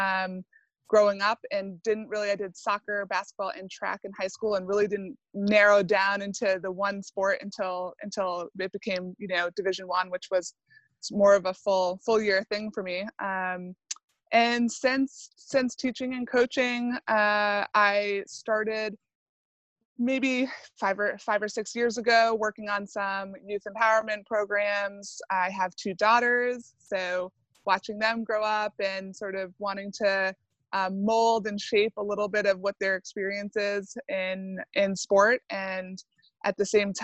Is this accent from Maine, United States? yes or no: yes; Southern Maine, United States; moved away as an adult; also born or lived in Vermont / Andover, Massachusetts; I am born and raised in Southern Maine.